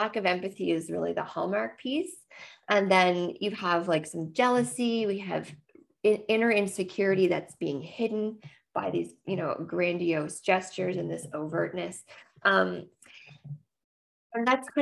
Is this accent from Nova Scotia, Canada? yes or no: yes; Nova Scotia, Canada; now in Ontario, Canada; I am a Nova Scotian and currently living far from the ocean. Now I live in Ontario now